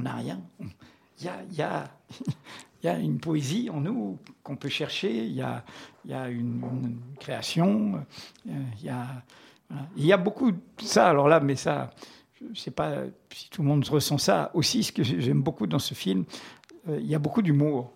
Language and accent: French; Martinique; moved away; quand J'étais gamin en Martinique